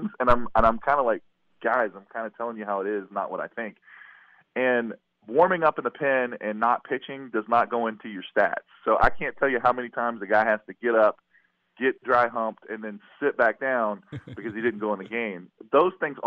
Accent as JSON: {"language": "English", "region": "West Virginia", "country": "United States", "moved": "yes", "lives_now": "Florida, United States", "said": "I'm from West Virginia."}